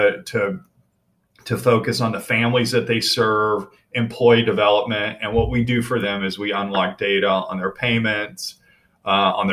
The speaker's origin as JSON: {"language": "English", "town": "Bedford", "region": "Texas", "country": "United States", "tie": "born or raised there", "also_born_or_lived": "California / Buffalo, New York", "moved": "yes", "said": "I grew up in Bedford, Texas."}